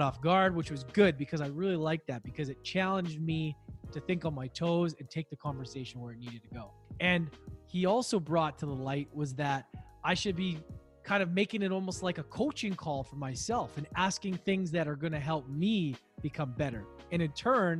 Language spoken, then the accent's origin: English; Canada; now in Vancouver, Canada; I'm in Vancouver. That's quite a ways away, but we're still Canadian.